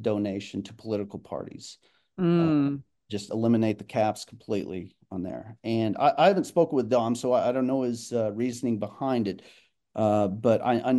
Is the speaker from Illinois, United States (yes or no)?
no; Quinton, Oklahoma, United States; also born or lived in Clayton, Oklahoma; graduated high school from Quinton, Oklahoma